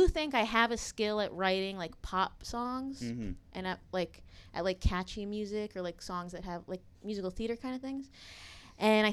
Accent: New Jersey, United States; I'm actually from New Jersey

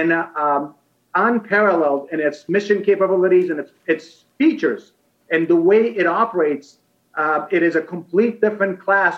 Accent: Afghanistan; now in United States; I was born and raised in Afghanistan and came to the United States because of the Soviet invasion and conflict in Afghanistan in the early 1980s.

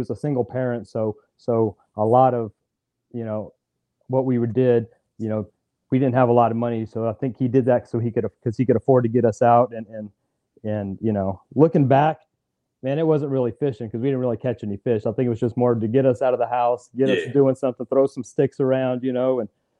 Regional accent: Fort Polk, Louisiana, United States; born there; also born or lived in Texas; I grew up an Army brat. You know, so we traveled a lot. So from the time I was born in Fort Polk, Louisiana, man, we were on the road, living overseas, living pretty much in every city in Texas you can think of, man.

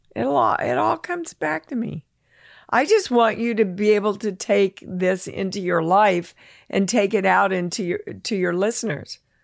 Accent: Kansas, United States; moved away as an adult; I'm from Kansas

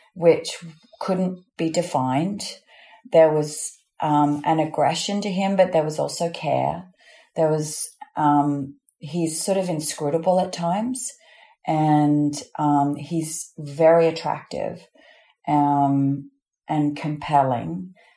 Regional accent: Australia; accent: Australian; I don't use my Australian accent at all

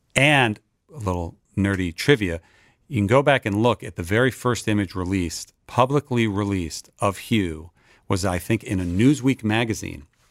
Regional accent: Westfield, New Jersey, United States; moved away as an adult; also born or lived in Boston, Massachusetts; now in Los Angeles, United States; I was raised in New Jersey, northern New Jersey suburb called Westfield

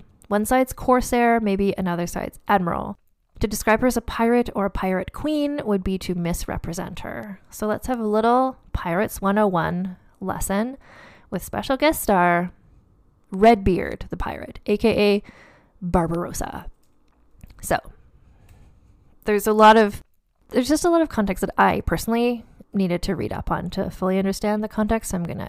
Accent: Nova Scotia, Canada; So I grew up in Nova Scotia, so I know a lot about privateers because that's like the entire basis of the tourism industry in Nova Scotia.

